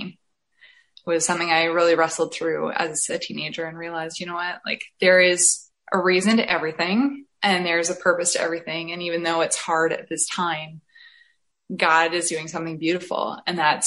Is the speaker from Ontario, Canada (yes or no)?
yes; Essex County, Ontario, Canada; now in St. Thomas, Canada; I am currently living in St. Thomas, Ontario, but I'm originally from Essex County, which is what I like to call the Florida of Canada, just before Michigan there